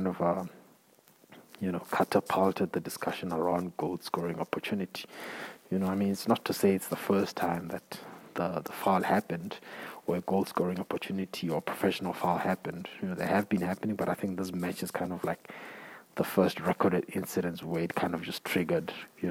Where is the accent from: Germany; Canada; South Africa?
South Africa; as a South African or as an African